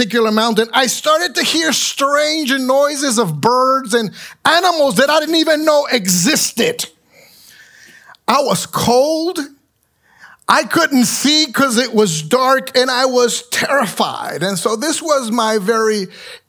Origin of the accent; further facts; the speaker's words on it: San Juan, Puerto Rico; moved away; I grew up in San Juan, Puerto Rico